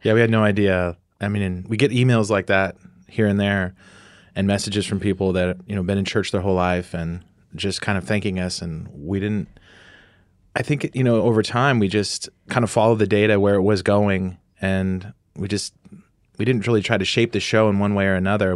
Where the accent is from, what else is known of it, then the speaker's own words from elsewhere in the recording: Northern California, United States; we're both from Northern California.